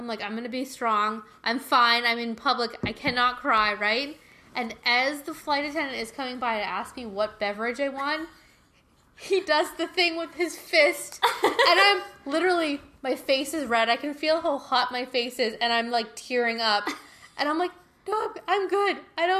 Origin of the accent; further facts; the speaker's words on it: the South, United States; I mean, I'm from the South, so, like, I understand the stereotype here.